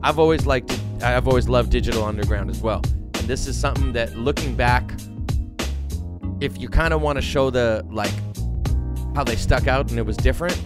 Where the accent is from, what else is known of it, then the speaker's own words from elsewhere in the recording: Canada; as a Canadian